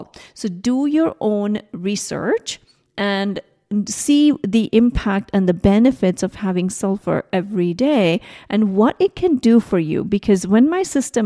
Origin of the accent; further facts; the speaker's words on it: India; moved away; I was growing up in India